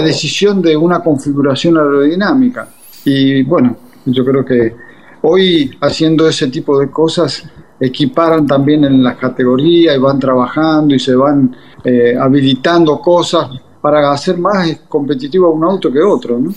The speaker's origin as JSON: {"language": "Spanish", "country": "Argentina", "said": "soy argentino"}